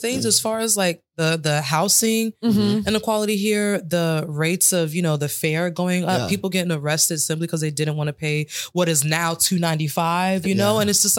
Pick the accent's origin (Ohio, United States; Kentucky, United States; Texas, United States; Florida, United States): Florida, United States; Central; now in New York, United States; I was born in Central Florida and I love it.